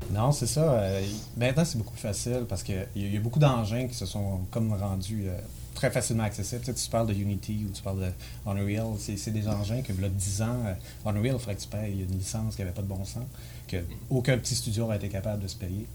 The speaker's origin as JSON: {"language": "French", "area": "Saguenay region", "region": "Quebec", "country": "Canada", "also_born_or_lived": "Montreal", "moved": "as an adult", "said": "il y a 15 ans que je suis parti de la région parce qu'il n'y avait rien dans les jeux vidéo"}